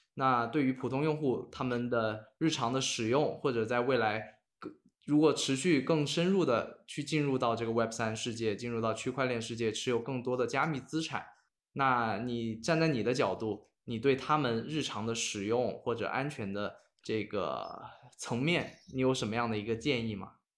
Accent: China; 我们作为中国人

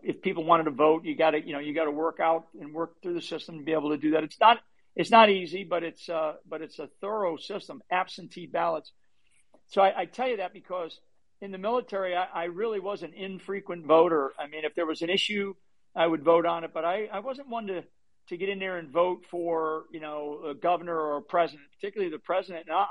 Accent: Rhode Island, United States; I'm from up in the state of Rhode Island

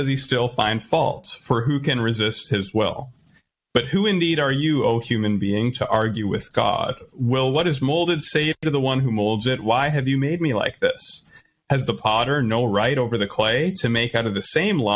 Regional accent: Canada; as a Canadian

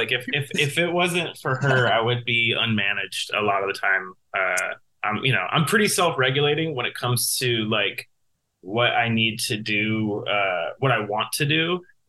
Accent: Northern California, United States; moved away as an adult; also born or lived in Los Angeles; now in Florida, United States; I'm originally from Northern California. So when I moved to LA, it was sort of like I'd kind of been all over California by that point.

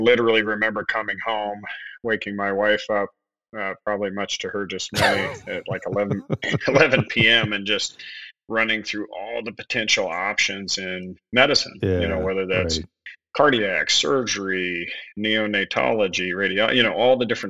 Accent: Western Nebraska, United States; moved away; I'm from Western Nebraska originally.

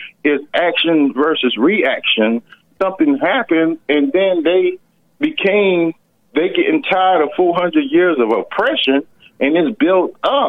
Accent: rural Georgia, United States; I grew up in Georgia, in rural Georgia. Okay, I had some experiences growing up in rural Georgia.

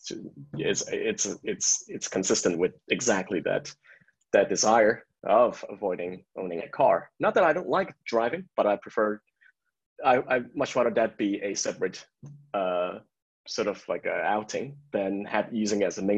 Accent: San Francisco, California, United States; moved away as an adult; now in Paris, France; I am from San Francisco

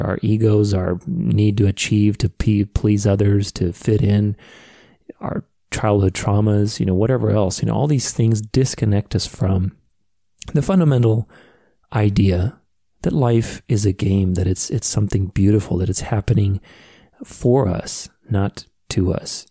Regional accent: Phoenix, Arizona, United States; when I went to high school in my hometown here of Phoenix

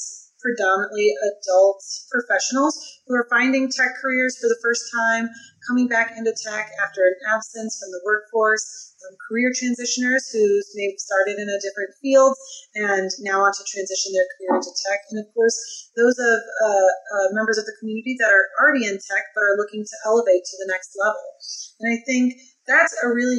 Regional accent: Midwest, United States; now in Key West, United States; I'm currently located in Key West, Florida. It's not where I'm originally from. I'm a Midwest gal

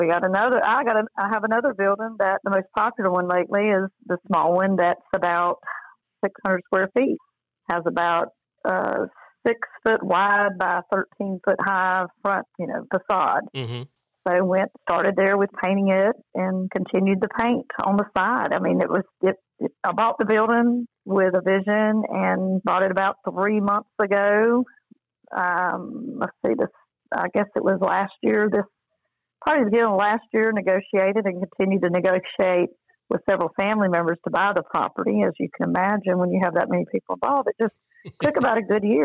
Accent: Albany, Georgia, United States; also born or lived in Leesburg, Georgia; I grew up in Albany and Leesburg and went to school there

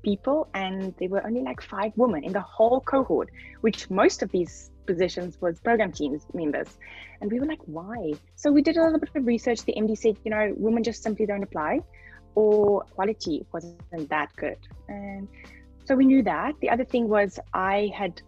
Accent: Namibia; I come from Namibia

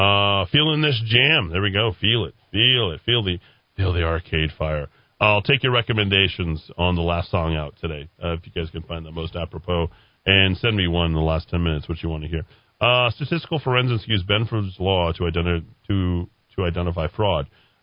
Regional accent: Colorado, United States; also born or lived in Costa Rica; now in Placitas, United States; I grew up in Colorado and 67-year-old guy. My wife and son and I lived in Costa Rica for 13 years. It was finally time to head back to the States and decided on Placidas.

